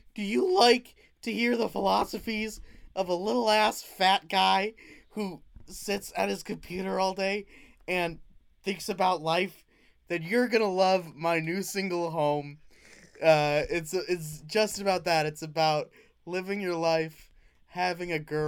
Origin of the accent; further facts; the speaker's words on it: New Bedford, Massachusetts, United States; when I was growing up in New Bedford